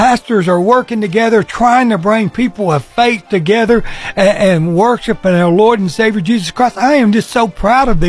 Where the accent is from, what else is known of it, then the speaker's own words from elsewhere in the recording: Guntersville, Alabama, United States; it's my hometown